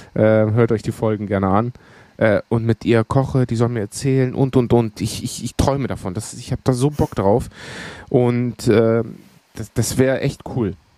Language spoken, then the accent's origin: German; Evros, Eastern Macedonia and Thrace, Greece; moved away; da oben, wo ich herkomme, gibt es auch sehr, sehr viele Gerichte, die auch von dort kommen. Thraki ist